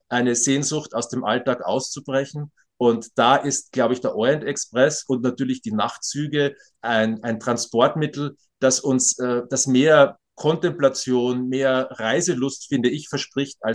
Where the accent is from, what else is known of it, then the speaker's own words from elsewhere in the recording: Graz, Styria, Austria; Ich komme aus Graz, es ist eine mittelgroße Stadt in Österreich